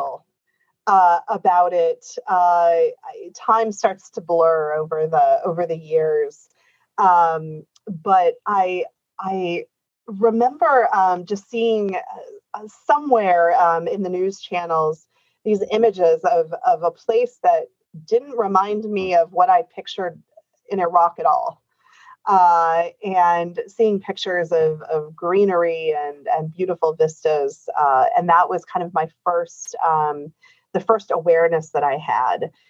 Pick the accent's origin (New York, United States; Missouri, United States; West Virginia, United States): Missouri, United States; Kansas City; moved away as an adult; also born or lived in Washington, D.C.; I grew up in Kansas City, Missouri